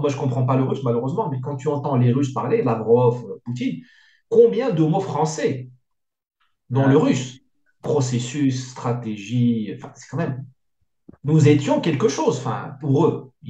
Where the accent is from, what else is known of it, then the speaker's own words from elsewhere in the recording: France; mais on est français, on n'est pas américain.